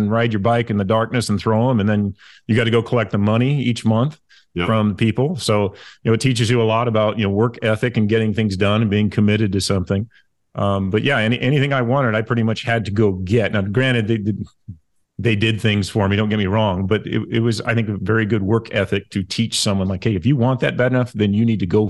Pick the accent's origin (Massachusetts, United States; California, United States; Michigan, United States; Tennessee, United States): California, United States; Los Angeles; UCLA was great, growing up in the Los Angeles basin, you could say.